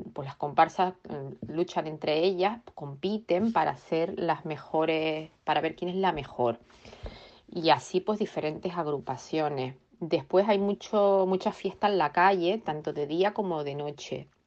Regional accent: Tenerife, Canary Islands, Spain; now in Reading, United Kingdom; yo vivo aquí en Inglaterra, concretamente en la ciudad de Reading y soy de Tenerife

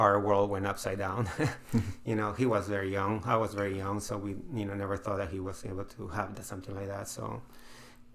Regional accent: Peru; now in United States; I'm from Peru

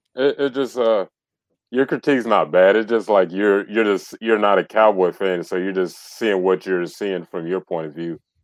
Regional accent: the South, United States; I'm from the South

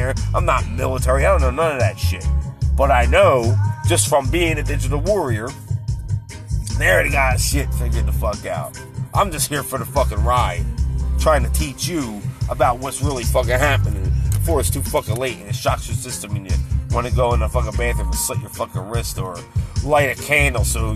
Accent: United States; This is my homeland. This is where I was born. I'm an American.

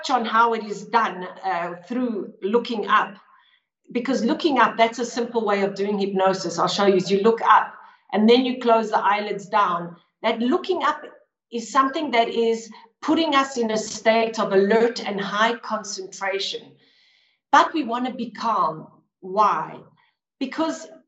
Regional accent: Johannesburg, Gauteng, South Africa; now in Lugano, Switzerland; I was born in Johannesburg, South Africa. But now I live in the beautiful town of Lugano in Switzerland.

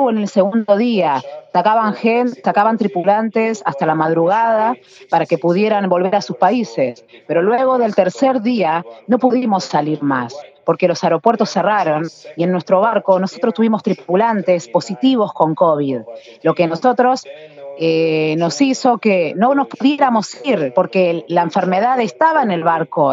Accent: Argentina

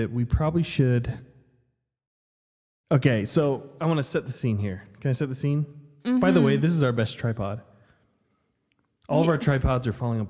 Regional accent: Las Vegas, Nevada, United States; now in Idaho, United States; I'm from Las Vegas, and fall's just different. And here in Idaho

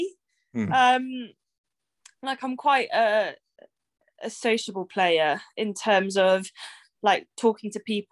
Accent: Bristol, South West England, United Kingdom; also born or lived in Exeter; I was born and bred in Bristol.

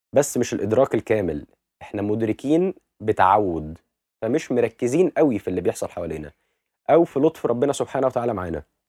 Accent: Egypt; بالنسبه لنا كمصريين

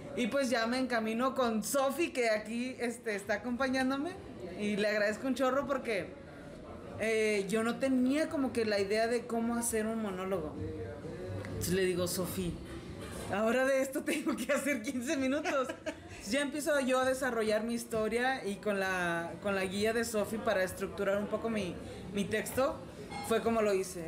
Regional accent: Saltillo, Coahuila, Mexico; yo soy la única de Saltillo ahí.

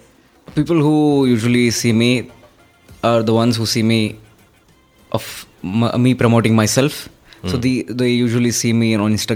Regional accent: Hyderabad, Telangana, India; moved away; also born or lived in Mumbai; I am born lower middle class family, and I've lived and grown up in Hyderabad. That's my hometown.

